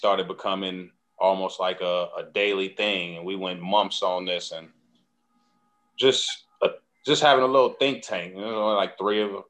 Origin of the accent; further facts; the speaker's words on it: Chicago, Illinois, United States; also born or lived in Carol Stream, Illinois; I grew up in Chicago initially, then on the south side. And then mom's moved me and my brother to Carroll Stream for like 6 years